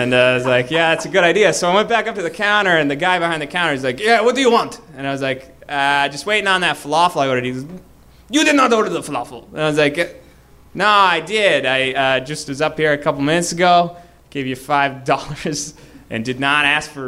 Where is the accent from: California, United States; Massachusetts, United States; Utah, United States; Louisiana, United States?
Massachusetts, United States; Boston; I'm from Boston.